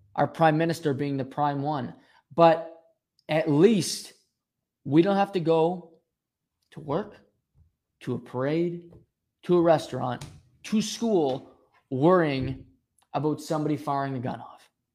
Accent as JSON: {"language": "English", "country": "Canada", "also_born_or_lived": "Rexton, New Brunswick", "said": "we're Canadian"}